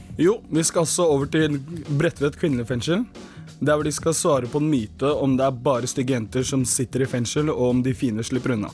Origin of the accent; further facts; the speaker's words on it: Bærum, Akershus, Norway; also born or lived in Gambia / Senegal; Jeg er jo tross alt født og oppvokst i Bærum